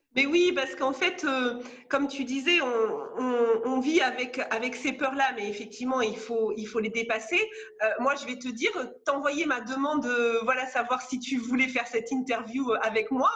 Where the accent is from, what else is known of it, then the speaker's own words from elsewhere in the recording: France; also born or lived in Gironde; moi, je suis française, je vis en Gironde.